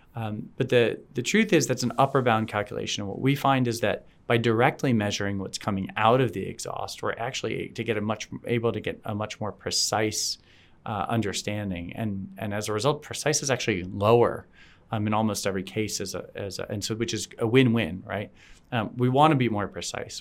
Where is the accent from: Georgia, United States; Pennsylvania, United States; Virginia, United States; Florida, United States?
Florida, United States; South; I grew up in South Florida